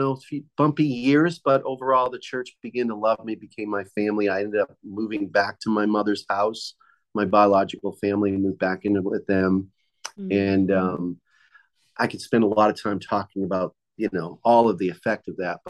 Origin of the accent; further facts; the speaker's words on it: Boston, Massachusetts, United States; also born or lived in Cape Cod, Massachusetts; I grew up in Boston, Massachusetts